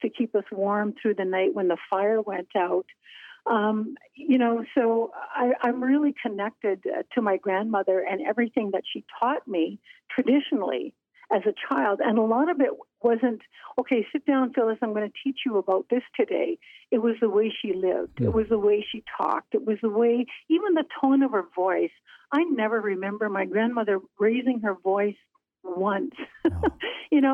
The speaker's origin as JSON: {"language": "English", "area": "western coast of the Hudson Bay", "region": "northern Manitoba", "country": "Canada", "tie": "born or raised there", "said": "as a little girl playing along the rocks and shores of my hometown"}